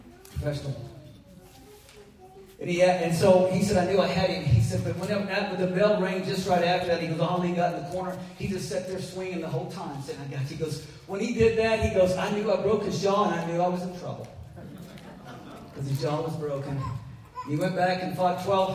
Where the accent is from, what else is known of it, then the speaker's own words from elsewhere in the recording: Missouri, United States; I grew up in Missouri